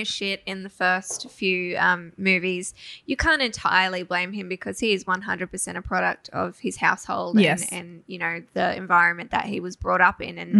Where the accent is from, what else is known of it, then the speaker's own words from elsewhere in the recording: Australia; also born or lived in Cairns, Queensland; we're Australian.